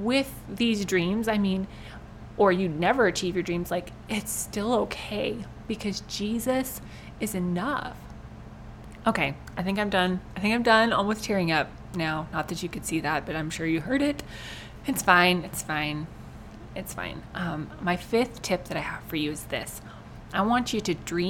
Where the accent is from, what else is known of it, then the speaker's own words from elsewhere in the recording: United States; we, as American Christians